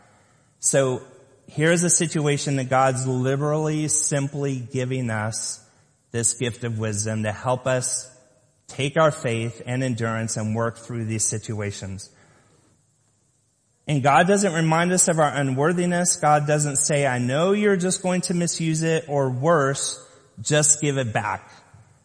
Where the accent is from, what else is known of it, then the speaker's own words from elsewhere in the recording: Lompoc, California, United States; I grew up in Lompoc, California, on the top of a hill